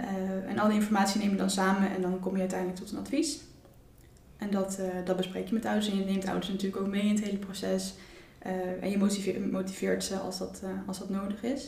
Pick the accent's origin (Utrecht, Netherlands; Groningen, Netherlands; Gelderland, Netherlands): Utrecht, Netherlands; ik kom ook uit Utrecht.